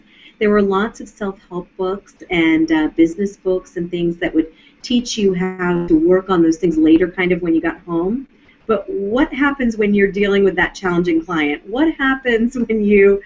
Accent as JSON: {"language": "English", "town": "Mount Vernon", "region": "Virginia", "country": "United States", "tie": "born or raised there", "said": "I would see my father meditating on the banks of the Potomac River in Mount Vernon, where I grew up out in Virginia"}